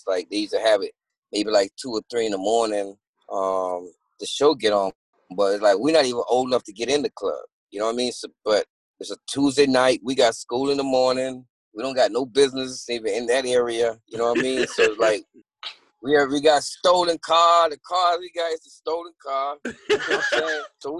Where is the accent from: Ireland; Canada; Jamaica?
Jamaica; Kingston; moved away; also born or lived in Miami, Florida; I'm Jamaican born. I'm born in Jamaica.